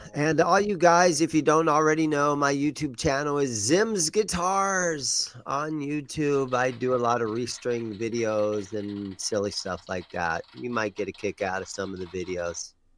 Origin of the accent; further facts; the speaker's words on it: Granville, Ohio, United States; moved away; I grew up in Ohio. I was in the Gr-, I, we grew up in Granville, which is thirty miles east of Columbus, Ohio